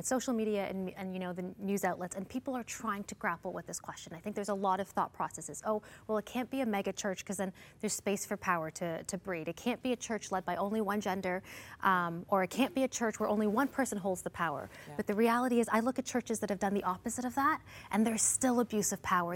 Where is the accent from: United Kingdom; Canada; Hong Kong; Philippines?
Canada; also born or lived in India (heritage); I'm an Indian, Canadian, Christian woman